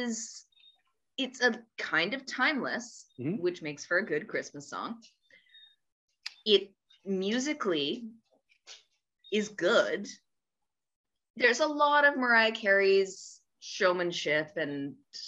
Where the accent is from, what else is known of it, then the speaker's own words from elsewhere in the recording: Canada; I'm Canadian